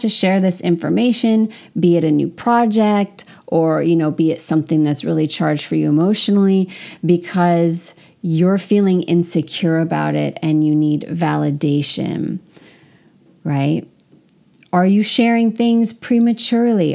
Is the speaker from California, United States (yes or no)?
yes; California, United States; moved away as an adult; also born or lived in France; as an American, specifically as a Californian who's very open